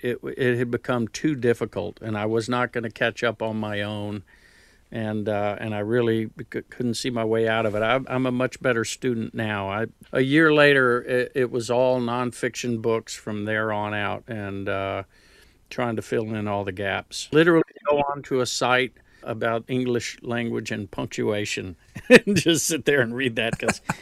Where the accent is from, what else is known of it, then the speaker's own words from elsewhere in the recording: Houston, Texas, United States; accent: New Jersey; also born or lived in New Jersey; Three of us were born in New Jersey, and then she would go back to Houston. And so I grew up in Houston, but I kept the Jersey accent.